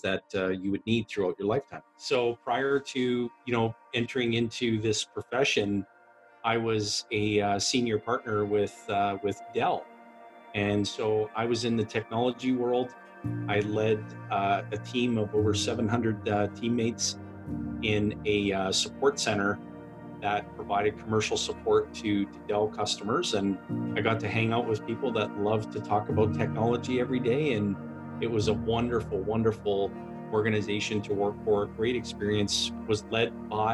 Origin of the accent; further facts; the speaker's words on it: Timmins, Ontario, Canada; I was born and raised in Timmins, Ontario, which is a small mining and forestry community